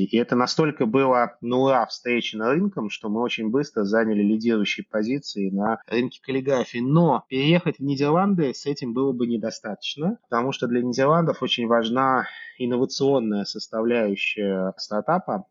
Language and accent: Russian; Tashkent, Uzbekistan; moved away as an adult; also born or lived in Russia / United States; now in The Hague, Netherlands; Я вообще родился в Узбекистане, в Ташкенте